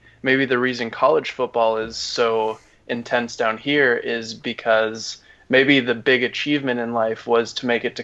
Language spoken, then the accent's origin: English; Wisconsin, United States; I grew up in Wisconsin